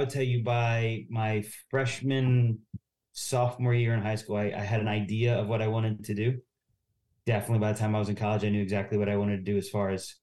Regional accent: Northwest Ohio, United States; moved away as an adult; also born or lived in Upland, Indiana / Lynchburg, Virginia; I'm from Northwest Ohio

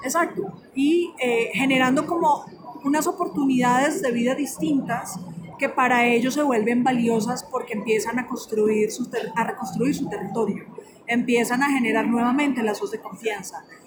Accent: Colombia; yo soy colombiana

